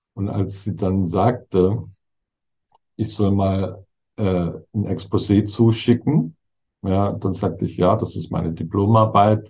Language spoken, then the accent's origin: German; Southern Germany, Germany; moved away; Süddeutschland, wo ich herkomme